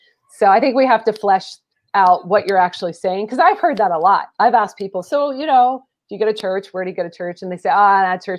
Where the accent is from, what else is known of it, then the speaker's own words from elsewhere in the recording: Pacific Northwest, United States; I'm from the Northwest, but I got saved in a Southern evangelical church